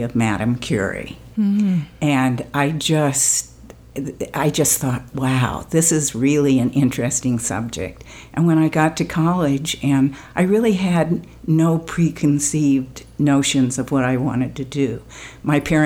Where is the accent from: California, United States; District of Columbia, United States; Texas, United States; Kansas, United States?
California, United States; I live in California. I grew up in California, went to UCLA